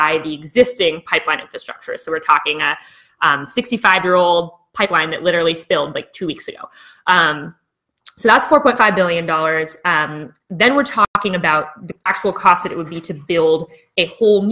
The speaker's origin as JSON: {"language": "English", "region": "British Columbia", "country": "Canada", "said": "as British Columbians"}